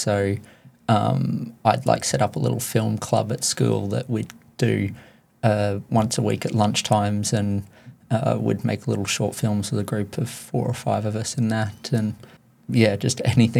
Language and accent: English; Caloundra, Queensland, Australia; Caloundra my whole life.